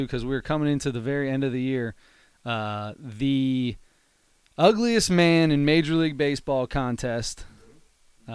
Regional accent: Cincinnati, Ohio, United States; we're from Cincinnati

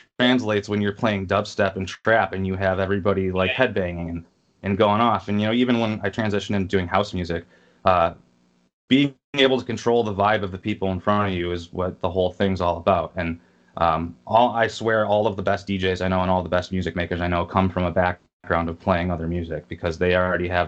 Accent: Rockford, Illinois, United States; also born or lived in Long Beach, California / Milwaukee, Wisconsin; now in Chicago, United States; I was born in Long Beach, California. Grew up in, like, Rockford, Illinois after I'd moved when I was a kid

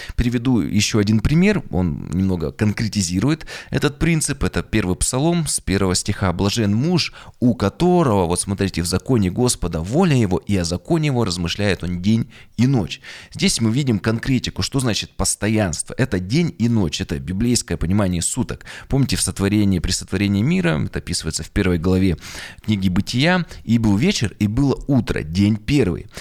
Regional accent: Yekaterinburg, Sverdlovsk Oblast, Russia; Я родился на Урале, в Екатеринбурге в 1985 году.

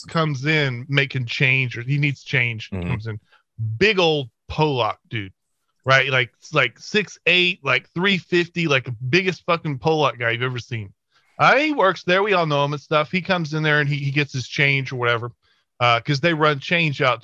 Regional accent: the South, United States

